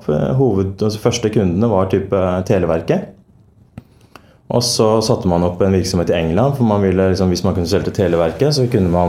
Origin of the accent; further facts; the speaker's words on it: Norway; Jeg er født og oppvokst i Norge.